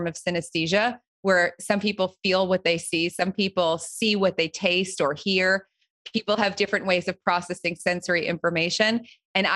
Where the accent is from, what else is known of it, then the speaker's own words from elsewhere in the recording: New Jersey, United States; I grew up right outside of New York City, but in New Jersey.